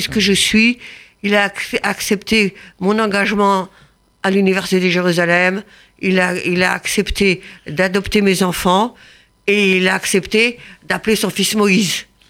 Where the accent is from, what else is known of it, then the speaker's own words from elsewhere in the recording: France; on a un héritage en tant que Français